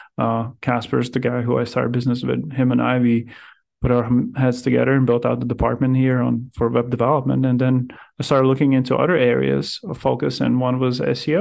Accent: Riga, Latvia; moved away as an adult; also born or lived in Powell, Wyoming; I'm originally from Riga, Latvia

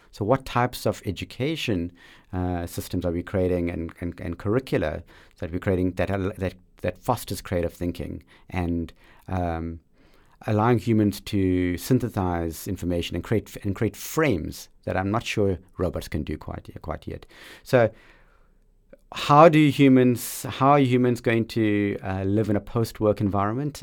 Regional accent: South Africa; growing up in South Africa in that liberation struggle moment

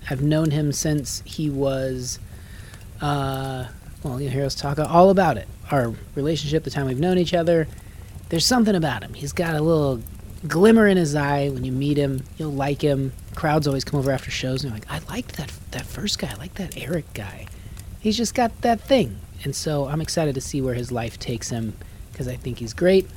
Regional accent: Reno, Nevada, United States; moved away; I grew up in Reno.

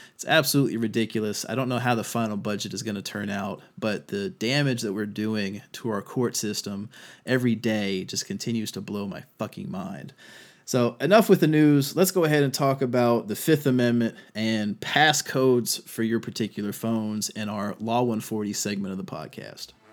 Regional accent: Virginia, United States; my home state of Virginia

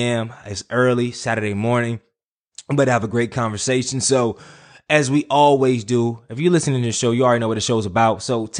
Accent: Durham, North Carolina, United States; I'm from Bull City, Durham, North Carolina

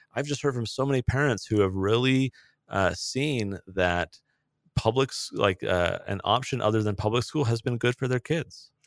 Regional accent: San Diego, California, United States; in California, I grew up in San Diego.

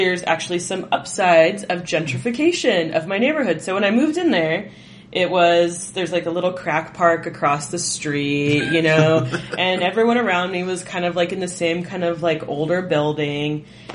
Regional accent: California, United States; now in Denver, United States; I grew up in California

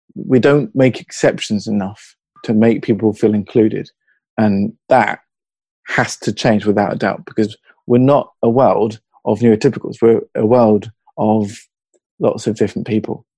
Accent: Hertfordshire, East of England, United Kingdom; accent: British; now in Newcastle, United Kingdom; I'm in Newcastle, but my uh, my accent's from Hertfordshire originally

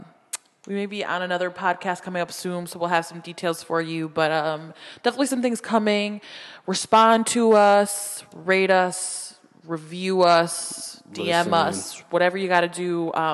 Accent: Puerto Rico; I'm from Puerto Rico. It happens there. There are blue-eyed, blonde-haired Puerto Ricans. And then there are dark-skinned Puerto Ricans like my family, you know what I mean, who are extremely black.

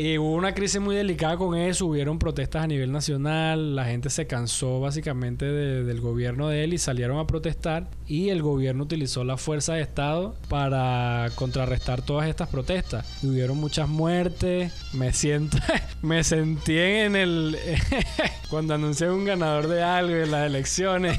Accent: Venezuela

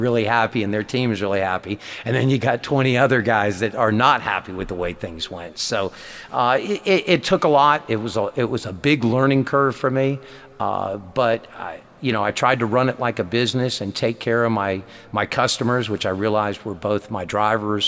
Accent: Southern California, United States; moved away; growing up in Southern California.

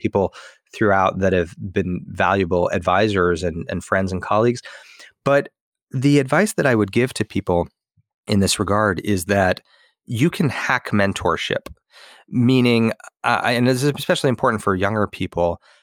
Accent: Los Angeles, California, United States; moved away as an adult; also born or lived in Seattle; move back to L

